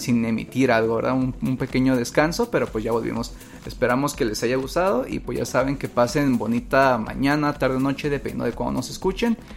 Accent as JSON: {"language": "Spanish", "country": "Mexico", "said": "Que somos mexicanos"}